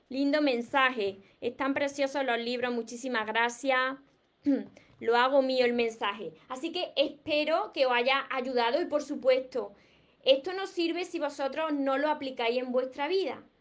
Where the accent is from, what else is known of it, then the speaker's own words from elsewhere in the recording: La Paz, Entre Ríos, Argentina; Soy de La Paz, Entre Ríos, por aquí.